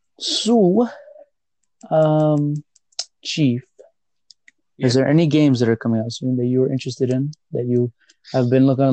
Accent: 828 North Carolina, United States; also born or lived in Chicago, Illinois; I'm from the 828 North Carolina

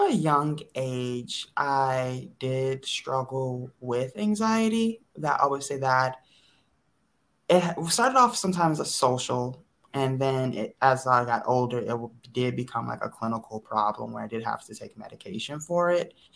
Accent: Detroit, Michigan, United States; moved away as an adult; also born or lived in Chicago; I am from the Metro Detroit area, born and raised.

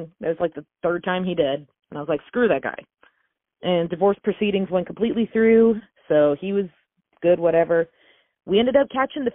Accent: North Georgia, United States; up in North Georgia, there's not a whole lot of fancy things. I think the fanciest thing we have in my hometown

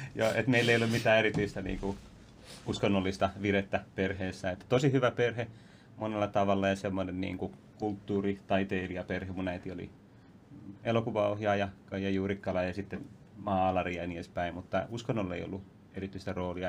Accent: Vantaa, Uusimaa, Finland; mä kasvoin siis Vantalla ennen kaikkea

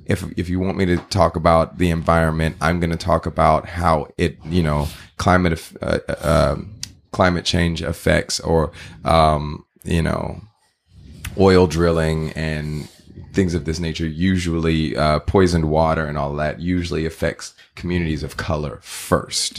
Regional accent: Texas, United States; now in California, United States; I grew up in Texas

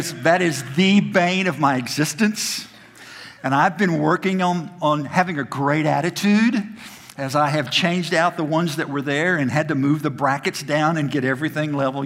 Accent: Oklahoma City, Oklahoma, United States; now in Tennessee, United States; I grew up in Oklahoma.

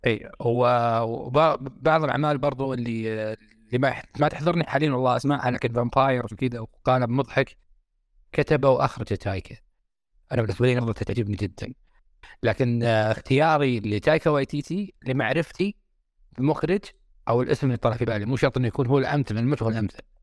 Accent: Saudi Arabia; عندنا في السعوديه

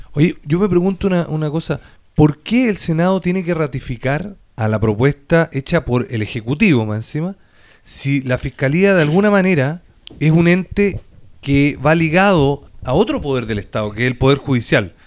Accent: Chile; Nosotros como chilenos

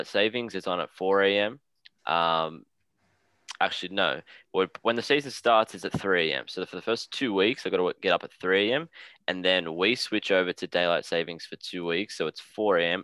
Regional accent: Australia; accent: Australian; if you don't hear my accent, it means because I'm Australian

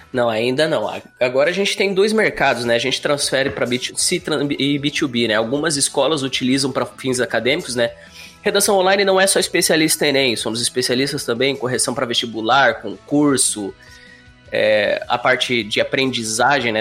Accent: Curitiba, Paraná, Brazil; moved away as an adult; now in Florianópolis, Brazil; natural de Curitiba, Paraná, vivendo já seis anos em Florianópolis

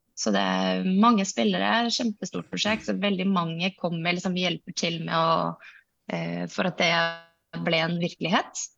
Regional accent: Iceland; Norwegian is a second language; moved away as an adult; now in Norway; Jeg kommer fra Island

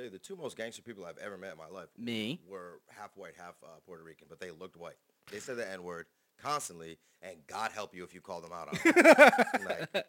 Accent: Canada; and I'm Canadian, and I have a long head.

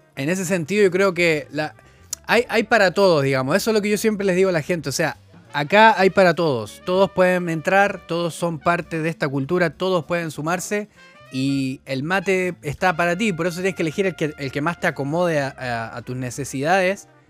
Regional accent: Chile

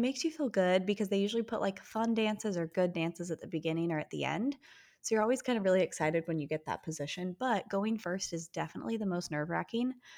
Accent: Utah, United States; We are sisters who were born and raised in Utah

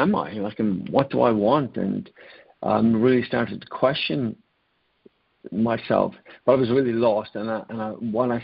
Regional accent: Ireland; I grew up in Ireland

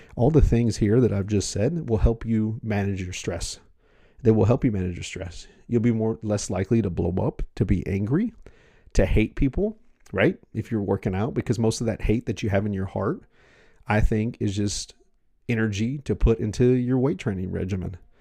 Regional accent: United States; I'm American

